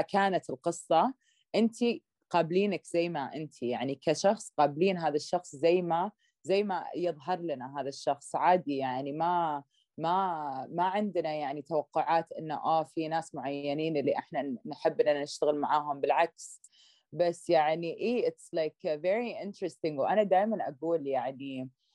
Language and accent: Arabic; Saudi Arabia; also born or lived in Canada; لما كبرت في السعوديه